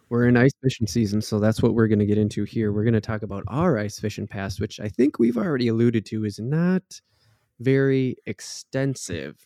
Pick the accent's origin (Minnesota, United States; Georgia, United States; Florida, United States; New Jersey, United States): Minnesota, United States; Waconia; grew up on Lake Waconia, essentially, and that's a big lake, um, down here in the southern part of the state, it's actually the second biggest lake next to Lake Minnetonka